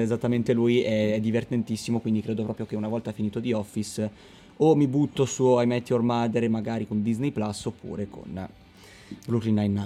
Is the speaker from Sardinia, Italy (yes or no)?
no; Milan, Lombardy, Italy; sono milanese convinto